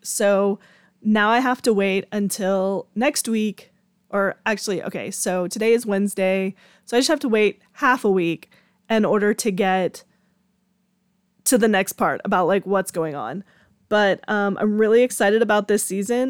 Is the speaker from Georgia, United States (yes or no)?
yes; Georgia, United States; I'm from Georgia and I live in the country